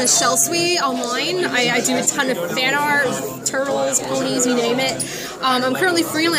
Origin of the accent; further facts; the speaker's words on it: New York, United States; now in South Carolina, United States; I'm originally from New York, but I moved here in South Carolina like 10 years ago, something like that.